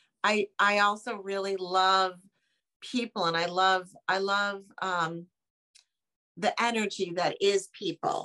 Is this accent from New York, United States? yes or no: yes; New York City, New York, United States; I am a New Yorker